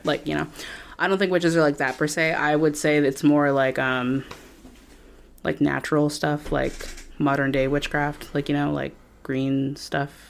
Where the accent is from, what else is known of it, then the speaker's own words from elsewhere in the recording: Wareham, Massachusetts, United States; growing up in Wareham